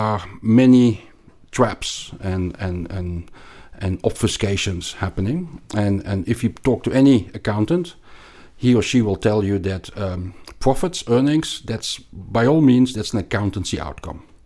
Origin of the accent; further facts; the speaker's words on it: Belgium; like you can probably hear from my accent, I grew up in Belgium, and we learned French at school